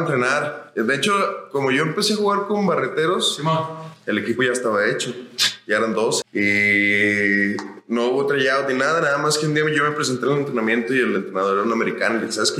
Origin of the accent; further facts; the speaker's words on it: Zacatecas, Mexico; also born or lived in Chihuahua; como zacatecano